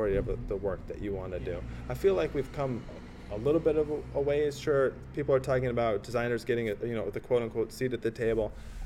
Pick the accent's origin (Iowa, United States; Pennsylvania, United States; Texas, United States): Iowa, United States; Iowa, where I'm from, and I can say it because I'm from Iowa